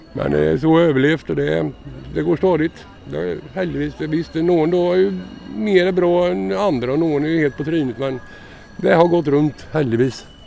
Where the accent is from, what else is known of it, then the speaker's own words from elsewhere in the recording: Sweden; now in Oslo, Norway; Smålandsskauen i Sverige fra start